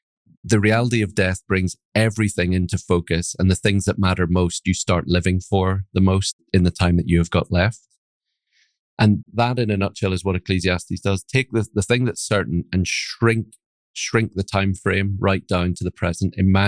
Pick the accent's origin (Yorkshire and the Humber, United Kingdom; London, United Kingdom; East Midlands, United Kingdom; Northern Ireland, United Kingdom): Northern Ireland, United Kingdom; accent: Northern Irish; now in Aberdeen, United Kingdom; My accent's a mixture of Northern Irish accent. I have a Northern Irish father and probably a little bit of Scottish accent thrown in there as well. I've lived in Aberdeen in the northeast of Scotland for 20 years